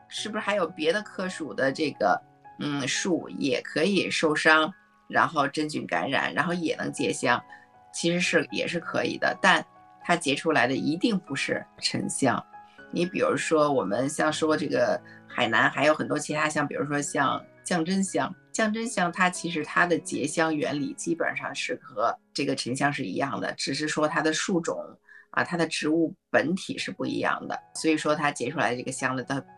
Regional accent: China; 他就跟我们中国人的这种气味审美呢就完全不同

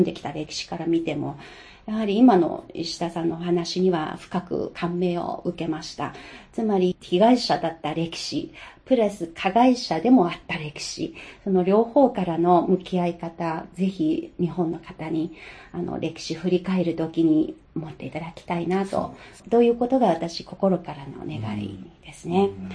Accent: China; 私は中国人ですが

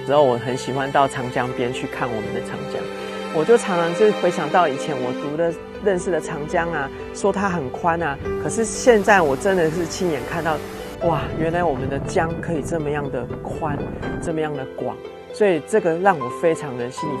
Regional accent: Taiwan; moved away as an adult; now in Wuhan, China; 哇喜台湾狼啊！

